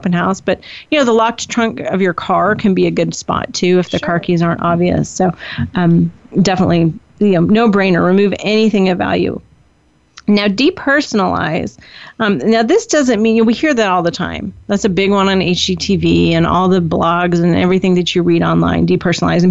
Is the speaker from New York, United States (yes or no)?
no; Indiana, United States; now in California, United States; we grew up in the Midwest in Indiana